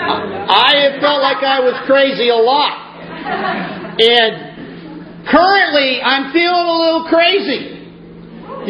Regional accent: Essex Junction, Vermont, United States; moved away as an adult; also born or lived in Michigan / Burlington, Vermont; I grew up in Essex Junction

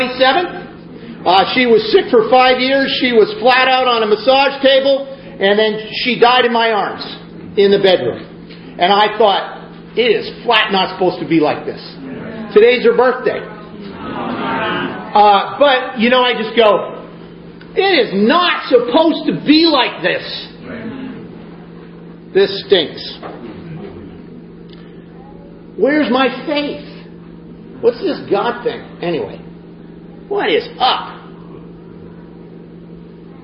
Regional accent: Essex Junction, Vermont, United States; moved away as an adult; also born or lived in Michigan / Burlington, Vermont; I grew up in Essex Junction

